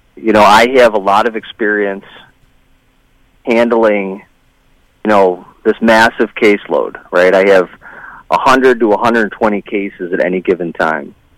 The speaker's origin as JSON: {"language": "English", "town": "Tonawanda", "region": "New York", "country": "United States", "tie": "born or raised there", "also_born_or_lived": "Michigan / Montana", "moved": "yes", "lives_now": "Westfield, United States", "said": "I grew up in Erie County in Tonawanda, and uh, I've lived a bunch of different places in my life"}